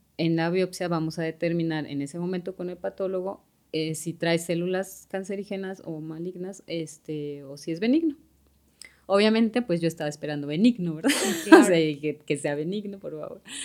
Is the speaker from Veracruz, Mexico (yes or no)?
no; Mexico City, Mexico; moved away as an adult; also born or lived in Monterrey; now in Guadalajara, Mexico; soy de Ciudad de México y tengo aquí en Guadalajara